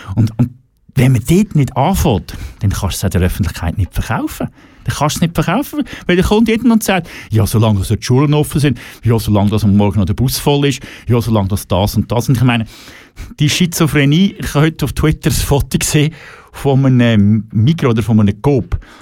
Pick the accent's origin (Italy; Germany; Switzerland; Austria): Switzerland; wir in der Schweiz